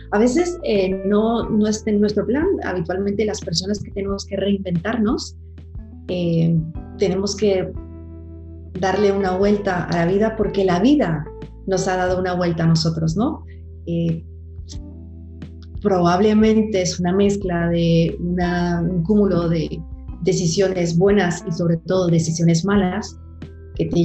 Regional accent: Puerto Rico; also born or lived in Colombia; now in Spain; Soy eh, una colombiana, nací, nací en Colombia, crecí en Puerto Rico, la isla a la, que, adoro. Llegué a Puerto Rico en mi adolescencia

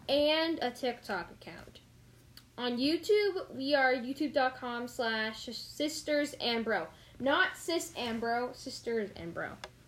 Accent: Canada; In Canada, we don't have Target.

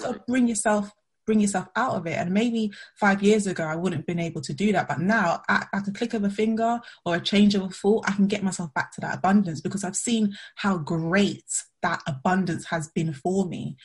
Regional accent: London, United Kingdom; I'm from Southeast London

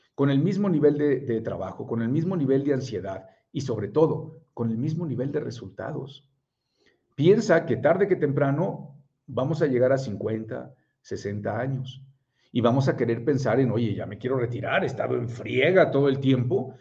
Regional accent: Monterrey, Nuevo León, Mexico; also born or lived in Puebla; soy de Puebla, pero tengo 42 años y tengo 41 años de vivir en Monterrey, o sea que soy regiomontano

